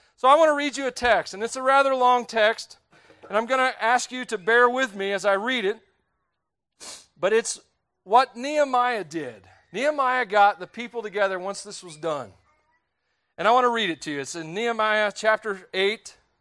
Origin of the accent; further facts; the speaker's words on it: Tennessee, United States; I grew up in Tennessee